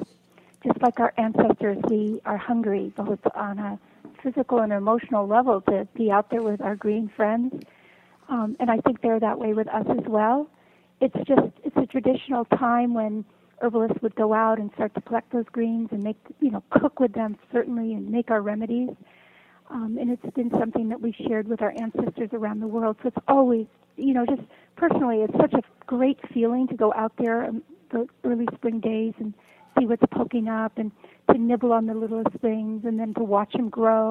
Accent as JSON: {"language": "English", "region": "West Coast", "country": "United States", "tie": "born or raised there", "moved": "yes", "said": "I grew up on the West Coast"}